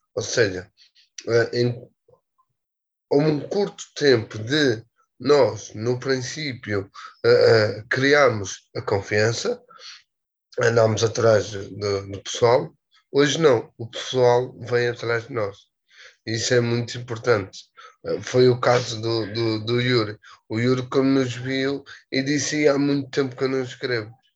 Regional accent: Portugal; sou cigano, sou português

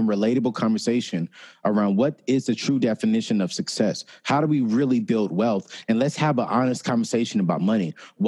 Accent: Raleigh-Durham area, North Carolina, United States; the same city that I grew up in the Raleigh-Durham area. And so, you know, that's where I grew up

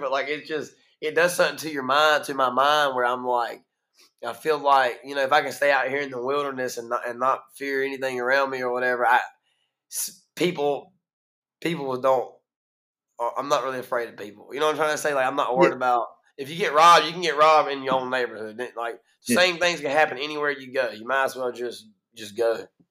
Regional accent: Greene County, North Carolina, United States; accent: Eastern North Carolina; also born or lived in Kinston, North Carolina; I was born right here in Kinston, raised in Greene County

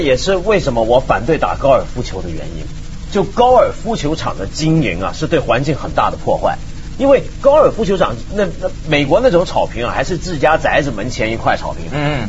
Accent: Guangdong, China; 我们广东人

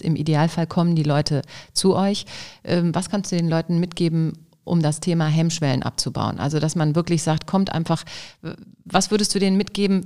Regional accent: Düsseldorf, North Rhine-Westphalia, Germany; ich als Düsseldorfer

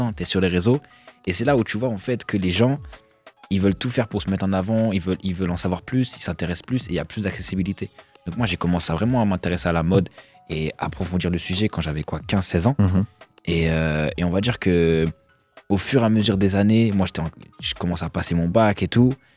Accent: Nancy, Grand Est, France; moved away; je viens de province, je viens d'ici justement, de Nancy

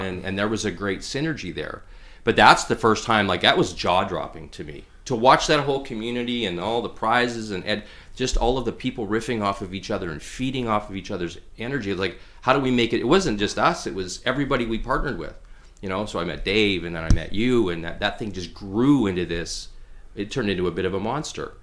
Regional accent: Pilot Butte, Saskatchewan, Canada; moved away as an adult; also born or lived in Vancouver, British Columbia / Regina, Saskatchewan; now in Prince George, Canada; we moved to a little town called Pyle of Butte, Saskatchewan, which is just a little bedroom community outside of Regina, uh, when I was, like, three years old

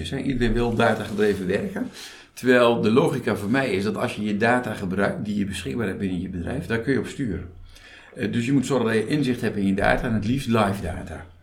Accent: Veluwe, Gelderland, Netherlands; now in Rijssen, Netherlands; Ja, ja, geboren op de Veluwe. Ik woon in Rijssen.

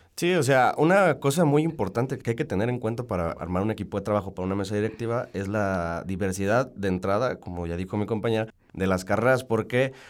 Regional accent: Salamanca, Guanajuato, Mexico; Yo soy de Salamanca

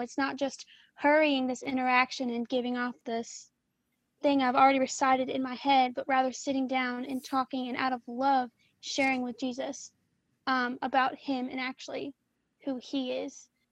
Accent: Louisiana, United States; I am a junior now at Baylor and I am from Louisiana

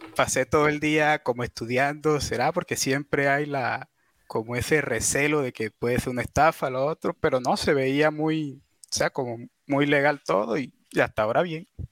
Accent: La Guajira, Colombia; De la, la Guajira se llama

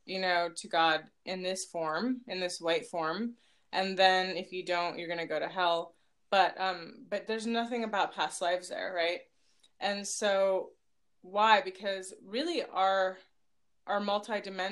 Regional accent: Palo Alto, California, United States; also born or lived in Los Altos Hills; growing up in Palo Alto as a brown girl

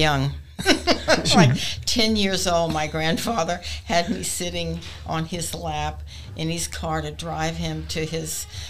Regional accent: New Orleans, Louisiana, United States; also born or lived in Portland, Arkansas; Oh, well, I grew up in New Orleans.

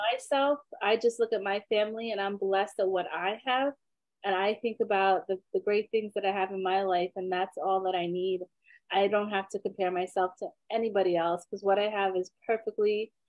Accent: Trinidad & Tobago; I'm from Trinidad, so I love my soca music.

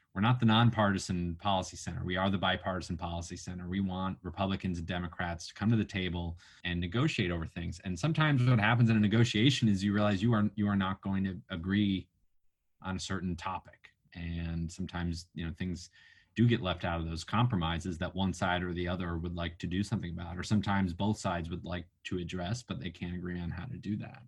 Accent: New Mexico, United States; moved away; also born or lived in Washington D.C.; my home state of New Mexico

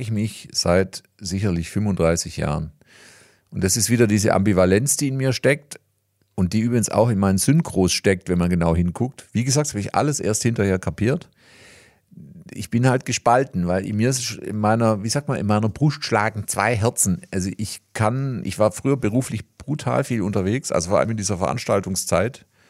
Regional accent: Reutlingen, Baden-Württemberg, Germany; accent: Swabian; hier in Reutlingen

